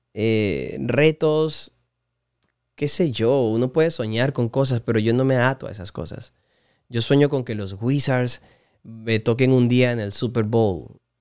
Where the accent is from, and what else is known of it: Puerto Ayacucho, Amazonas, Venezuela; born or raised there; moved away; also born or lived in Maracay, Aragua, Venezuela / Miami, United States